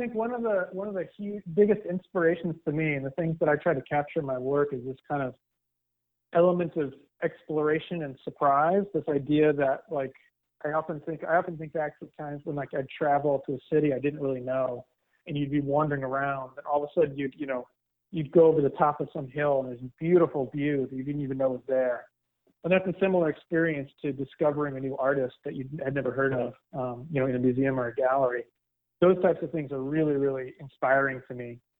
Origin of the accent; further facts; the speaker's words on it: Northeast, United States; And I grew up in the Northeast, we have Dunkin' Donuts.